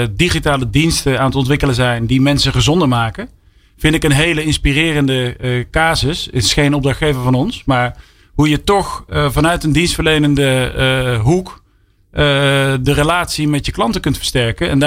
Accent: Breda, North Brabant, Netherlands; ik kom uit Brabant. Van origine, uit Breda.

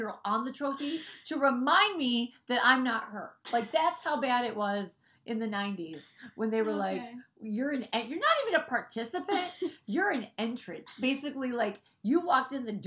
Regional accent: Detroit, Michigan, United States; I'm from Detroit, home of the Ford Motor Company where my dad works

